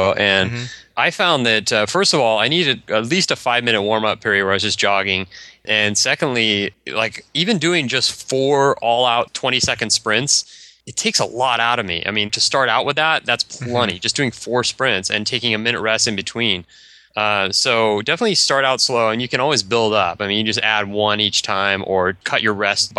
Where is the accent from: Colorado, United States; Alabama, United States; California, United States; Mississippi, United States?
Colorado, United States; Boulder; I'm from Boulder, Colorado.